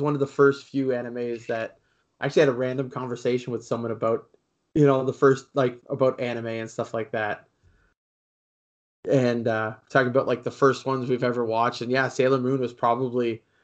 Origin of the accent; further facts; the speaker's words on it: Canada; I'm Canadian. I live in Canada